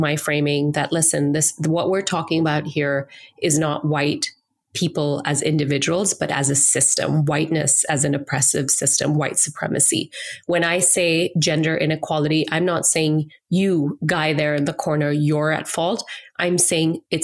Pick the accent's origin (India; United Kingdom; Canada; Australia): India; moved away; as an Indian woman, as an Asian immigrant to this country, who was able to enter this country with socioeconomic privilege, with education privilege